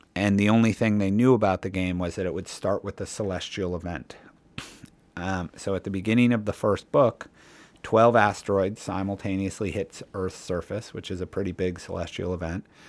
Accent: Cleveland, Ohio, United States; I grew up in Cleveland, Ohio, in sort of the middle of America.

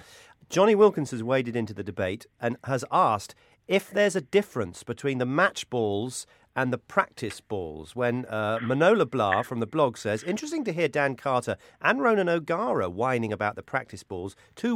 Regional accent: Wales, United Kingdom; Well, as a Welshman, not worried

